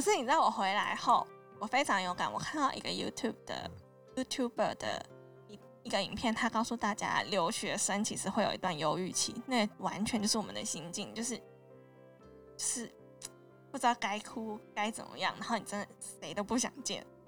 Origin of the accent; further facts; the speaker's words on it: Taiwan; also born or lived in United Kingdom; 我是台湾来的学生